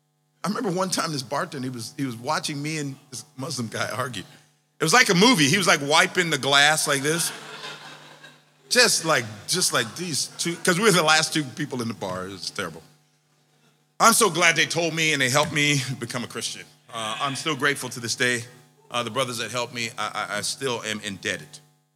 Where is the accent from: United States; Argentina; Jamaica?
Jamaica; I'm from Jamaica. I'm from the Caribbean. I can talk ackee and saltfish, but I can't talk pie and mash.